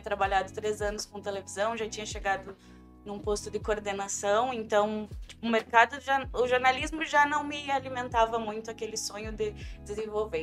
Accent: interior of Rio Grande do Sul, Brazil; moved away as an adult; also born or lived in Pelotas, Brazil; now in Almada, Portugal; Eu sou do interior do Rio Grande do Sul. Uhum. Eu nasci em Pelotas, mas eu cresci. Pelotas é uma cidade que não me quis, então logo eu fui para o centro do estado

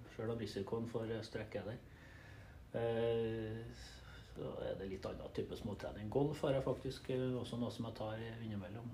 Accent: Trøndelag, Norway; jeg er trønder, eh, bosatt på Levanger. Jeg har bodd i Trøndelag det meste av mitt liv.

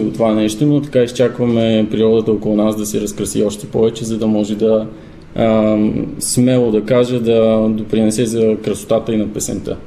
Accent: Zlatograd, Smolyan Province, Bulgaria; аз съм от Златоград родом

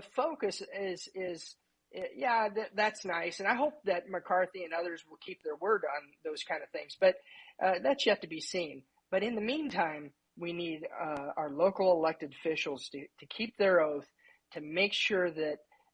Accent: Indiana, United States; also born or lived in Houston, Texas; I moved back to Indiana. I was from Indiana.

